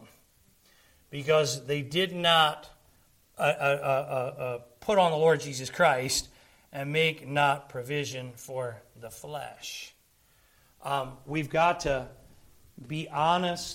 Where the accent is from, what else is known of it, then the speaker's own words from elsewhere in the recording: Philadelphia, Pennsylvania, United States; I'm from Pennsylvania, I'm from Philly